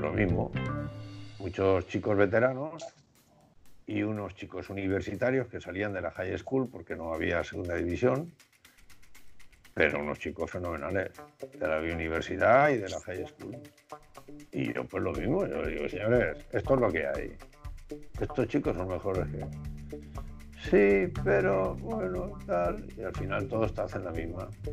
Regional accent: Gijón, Asturias, Spain; moved away; also born or lived in Japan; me fui a Gijón, yo nací en Gijón

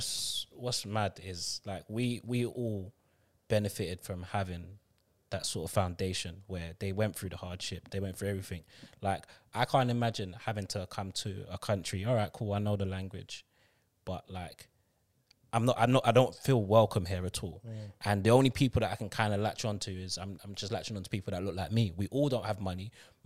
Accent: Guyana; They came, you came from Antigua, I came from Guyana. We don't know anyone else there. We grew up together as brother and sister, basically.

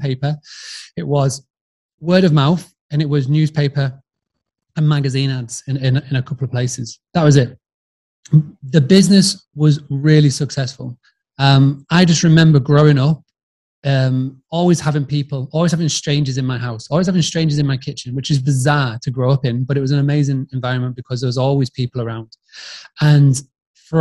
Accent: Scarborough, Yorkshire and the Humber, United Kingdom; now in Spain; I'm very British, Yorkshire. I grew up in a town called Scarborough

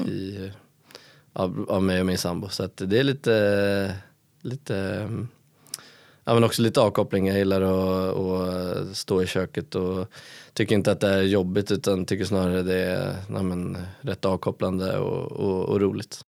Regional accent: Stockholm, Stockholm County, Sweden; moved away as an adult; now in Karlstad, Sweden; jag är ju från Stockholm

